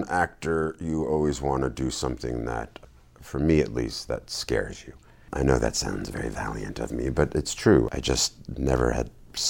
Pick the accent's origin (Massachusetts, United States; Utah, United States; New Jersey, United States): New Jersey, United States; I grew up in town in New Jersey, and we didn't move.